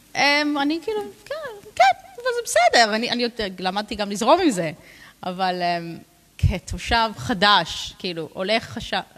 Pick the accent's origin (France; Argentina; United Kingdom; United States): United Kingdom; London; Hebrew is a second language; moved away as an adult; also born or lived in Jerusalem; now in Ra'anana, Israel; אני נולדתי וגדלתי בלונדון